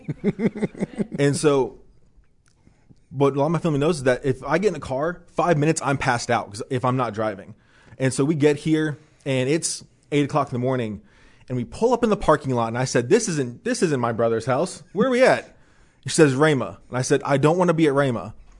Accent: Dayton, Ohio, United States; moved away; I'm from Dayton, Ohio

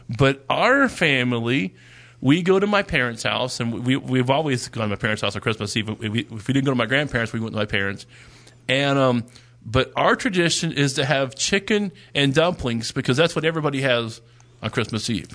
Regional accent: Dallas, Texas, United States; moved away; we're originally from the Dallas area

